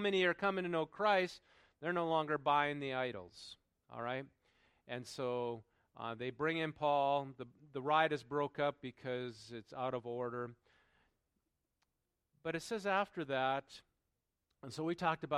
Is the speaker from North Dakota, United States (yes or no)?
yes; North Dakota, United States; moved away; That's where I grew up in North Dakota.